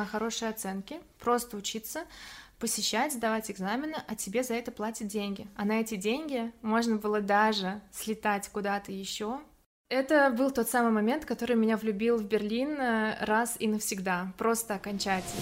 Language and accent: Russian; Samara, Samara Oblast, Russia; moved away as an adult; now in Germany; Я из Самары родом, где я выросла